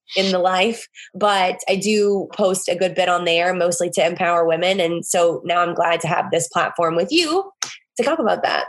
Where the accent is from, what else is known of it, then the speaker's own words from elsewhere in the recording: the South, United States; now in New Orleans, United States; I'm from the South